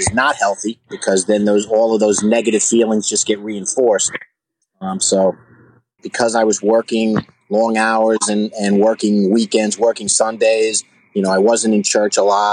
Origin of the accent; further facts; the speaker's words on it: United States; I grew up outside of the city in a suburb of the city, about an hour away, Mayapack